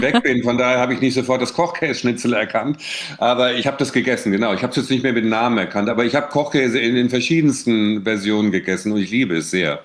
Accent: Bensheim, Hesse, Germany; moved away; also born or lived in Seeheim-Jugenheim; ich habe ja da meine Kindheit und meine Schulzeit, äh, verbracht

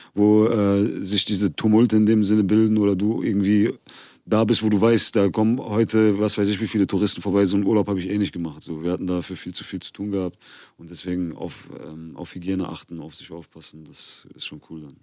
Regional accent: Germany; ich bin hier geboren und aufgewachsen. Ich fühle mich durch und durch äh, wie ein Deutscher

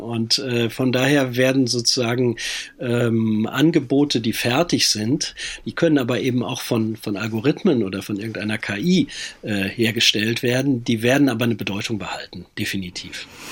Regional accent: WDR broadcast area, North Rhine-Westphalia, Germany; Also ich bin äh, im Sendegebiet des WDR groß geworden

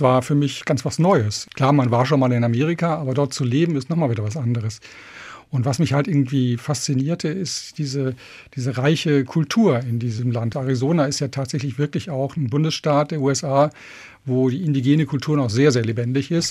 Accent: Remscheid, North Rhine-Westphalia, Germany; moved away as an adult; also born or lived in Regensburg; ich bin ja aus Remscheid, das ist da in Nordrhein-Westfalen und ich bin dort auch schon immer als junger Jugendlicher eigentlich durch die Wälder gezogen

